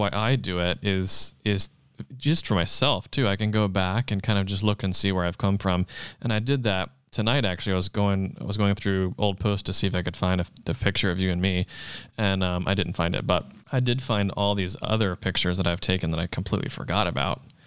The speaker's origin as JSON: {"language": "English", "town": "Charleston", "region": "South Carolina", "country": "United States", "tie": "born or raised there", "moved": "as an adult", "lives_now": "Los Angeles, United States", "said": "I'm from South Carolina in Charleston"}